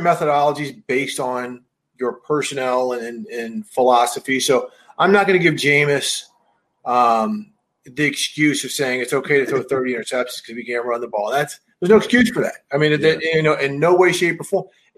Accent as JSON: {"language": "English", "region": "Missouri", "country": "United States", "tie": "born or raised there", "said": "growing up in Missouri"}